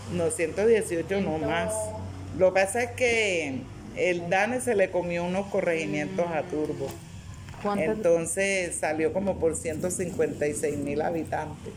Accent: Antioquia, Colombia; nosotros también somos paisa

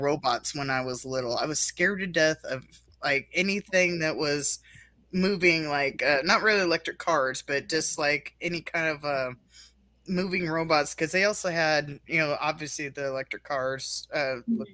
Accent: Illinois, United States; now in Wisconsin, United States; I'm originally from Illinois though, but I come from oh. a little oh. bit more farther south than uh, okay. Chicago

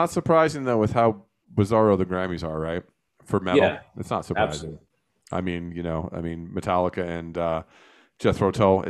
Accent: New Jersey, United States; I grew up in New Jersey

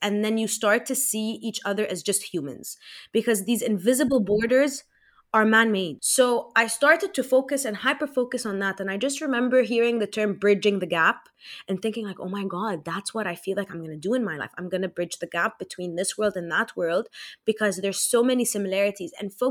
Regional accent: Egypt; also born or lived in United States / Saudi Arabia; I was born in America, raised in Egypt, lived in Saudi for the first 3 years of my life.

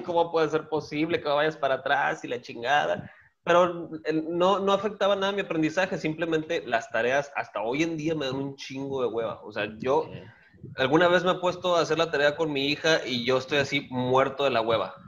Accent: Guaymas, Sonora, Mexico; moved away as an adult; todo eso de nacer, hacerme y malcriarme, todo eso fue en el heroico puerto de Guaymas. Ahí nací en el 87

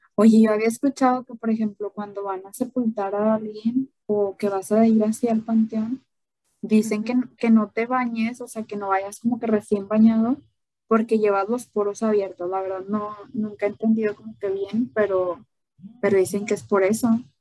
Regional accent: Mexico; esa es una de las tradiciones que, tenemos aquí en México

